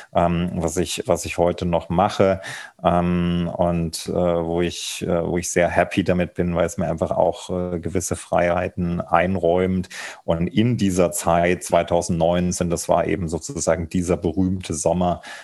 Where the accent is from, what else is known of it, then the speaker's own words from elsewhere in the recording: Thuringia, Germany; ich bin in Thüringen aufgewachsen